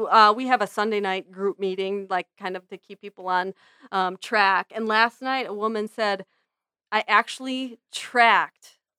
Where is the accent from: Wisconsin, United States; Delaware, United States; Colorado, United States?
Wisconsin, United States; Medford; I grew up in Medford, Wisconsin, which is where Tombstone Pizza was invented.